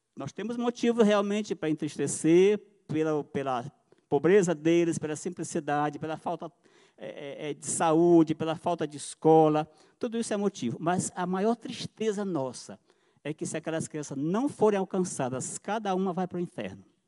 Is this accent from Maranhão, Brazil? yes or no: yes; São Luís, Maranhão, Brazil; nós somos de São Luís do Maranhão